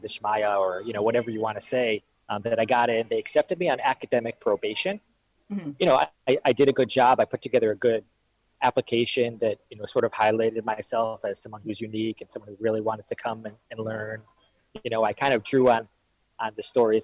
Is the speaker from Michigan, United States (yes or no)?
yes; Detroit, Michigan, United States; also born or lived in Israel; I grew up in Detroit, in Detroit, Michigan